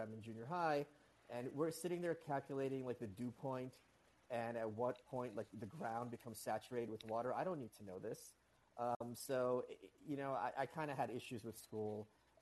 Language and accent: English; New York City, New York, United States; first language Russian; English is a second language; as a New Yorker